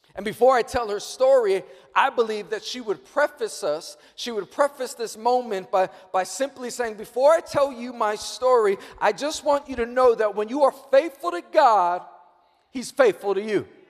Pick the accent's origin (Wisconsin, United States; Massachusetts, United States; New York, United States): New York, United States; I'm born and raised in New York